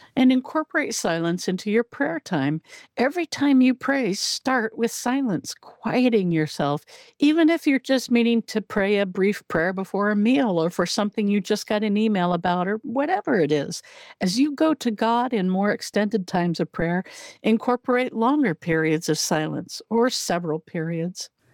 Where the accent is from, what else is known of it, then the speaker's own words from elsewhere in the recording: Southern Oregon, United States; moved away as an adult; also born or lived in Illinois; I grew up in Southern Oregon, and we very seldom got snowfall